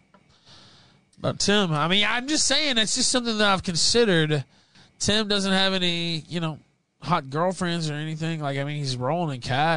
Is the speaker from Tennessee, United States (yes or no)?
yes; Memphis, Tennessee, United States; I'm from Memphis, Tennessee